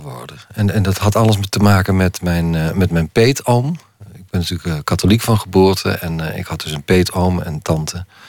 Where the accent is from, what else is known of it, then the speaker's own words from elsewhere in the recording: Limburg, Netherlands; accent: Limburgish dialect; mijn eigen dialect